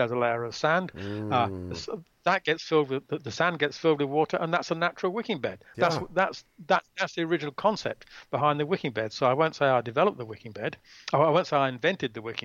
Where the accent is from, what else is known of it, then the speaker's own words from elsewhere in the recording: England, United Kingdom; now in Australia; I was born in England and I migrated to Australia